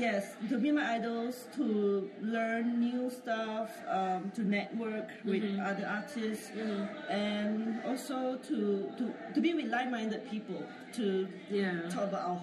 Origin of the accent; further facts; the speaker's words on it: Singapore; I'm from A Handful of Ashley, and I'm from Singapore.